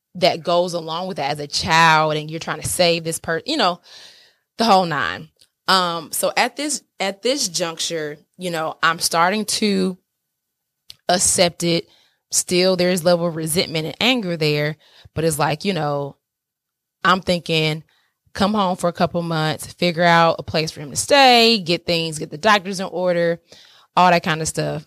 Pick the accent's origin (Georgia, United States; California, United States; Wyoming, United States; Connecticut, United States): Georgia, United States; Atlanta; moved away; I'm from Atlanta, SWAT's all day. Y'all know I, that's my city